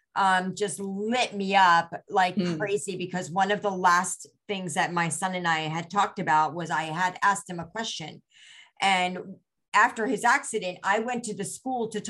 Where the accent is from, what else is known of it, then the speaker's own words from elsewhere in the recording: India; first language Gujarati; English is a second language; I'm Indian. And in India, we have so many different dialects, and Gujarati is my native tongue